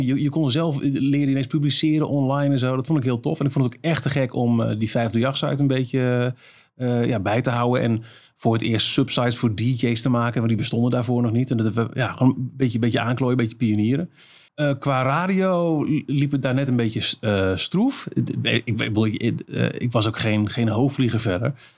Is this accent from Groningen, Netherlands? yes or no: no; Almelo, Overijssel, Netherlands; een lokale omroep was in Almelo, waar ik vandaan kwam.